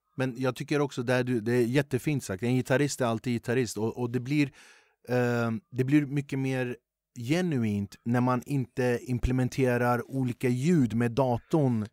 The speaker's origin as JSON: {"language": "Swedish", "town": "Huddinge", "region": "Stockholm County", "country": "Sweden", "tie": "born or raised there", "said": "jag är som sagt född och uppvuxen i Flemingsberg"}